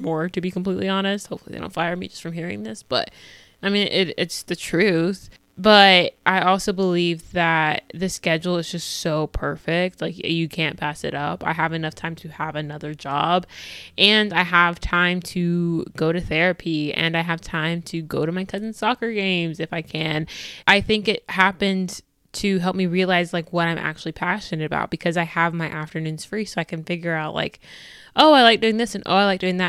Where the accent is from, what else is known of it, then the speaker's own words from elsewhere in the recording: United States; I'm black, I'm American, I'm Christian